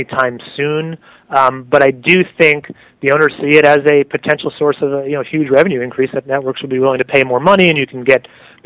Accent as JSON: {"language": "English", "region": "New York", "country": "United States", "said": "I'm a New Yorker"}